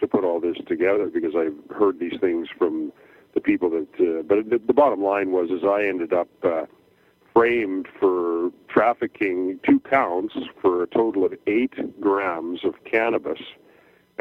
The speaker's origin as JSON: {"language": "English", "region": "Saskatchewan", "country": "Canada", "tie": "born or raised there", "said": "I grew up in Saskatchewan"}